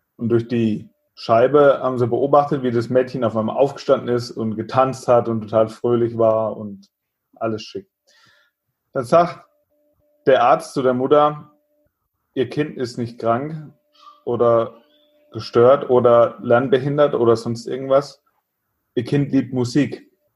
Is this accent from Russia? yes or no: no; Germany; bei uns in Deutschland